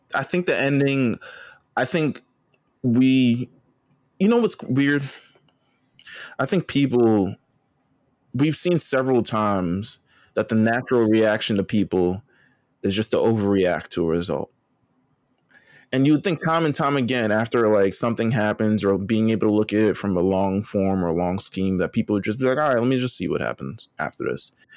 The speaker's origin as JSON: {"language": "English", "region": "New York", "country": "United States", "said": "I'm just from New York. New York."}